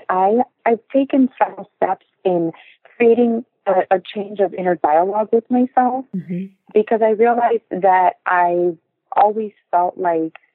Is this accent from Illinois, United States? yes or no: no; Miami, Florida, United States; I was born here in Miami, Florida, but I am first